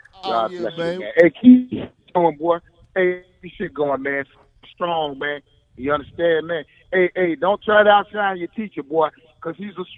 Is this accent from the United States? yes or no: yes; Virginia, United States; I'm from Virginia